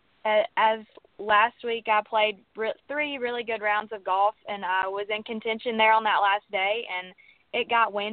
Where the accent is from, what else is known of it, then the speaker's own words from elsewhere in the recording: Mississippi, United States; accent: southern; I'm from Mississippi